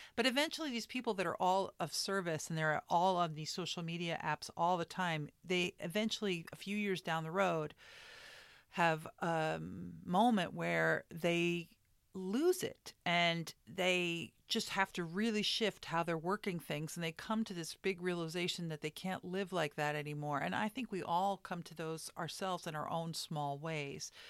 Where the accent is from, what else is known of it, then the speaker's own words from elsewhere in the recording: New York, United States; I come from New York